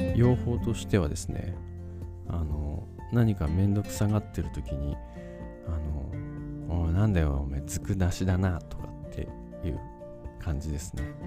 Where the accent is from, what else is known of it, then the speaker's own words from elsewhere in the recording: Nagano, Japan; accent: Nagano dialect; 長野弁長野弁が出てねえか